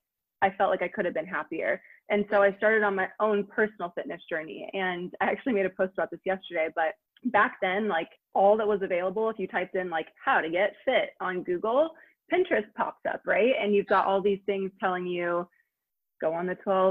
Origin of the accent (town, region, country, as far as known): Granville, Ohio, United States; born or raised there; also born or lived in England